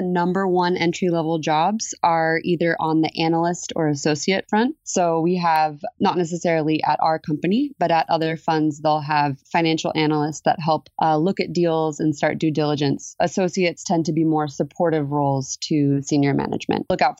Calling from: San Diego, California, United States; I'm calling in from San Diego, California today.

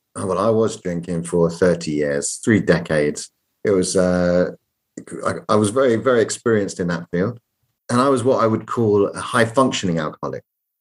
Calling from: London, United Kingdom; I'm calling from London, England

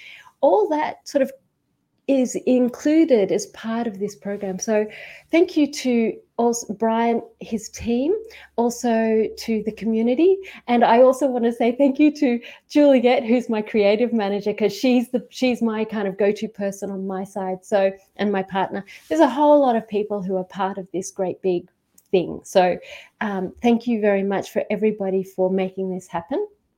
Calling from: Queensland, Australia; I'm calling from Queensland. And there is a really important process, which is to acknowledge where I am. And I'm calling on from Gubbi Gubbi country.

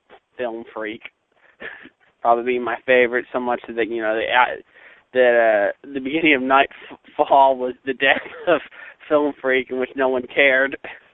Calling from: Knoxville, Tennessee, United States; Now, of course, I'm calling from Knoxville, current home of the highest gas prices in the country.

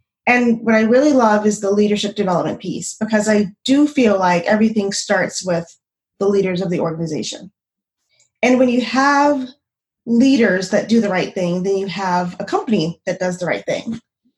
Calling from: Phoenix, Arizona, United States; I'm in Phoenix, Arizona, Phoenix, Arizona, where it's still 102 degrees at 9 o'clock at night.

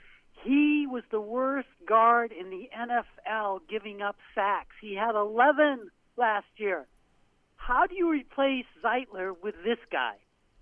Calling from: Portland, Maine, United States; It's …, Portland, Maine. Hey, guys.

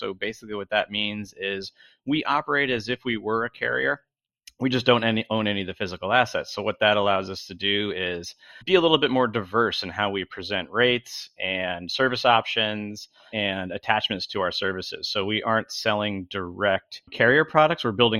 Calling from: Long Beach, California, United States; I'm joining you from Long Beach, California. So I actually live within sight of the ports.

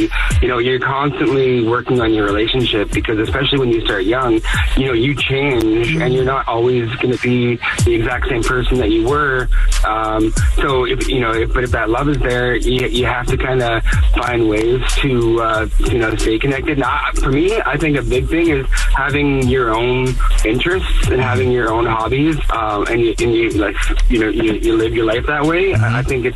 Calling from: Victoria, British Columbia, Canada; I'm calling from Victoria.

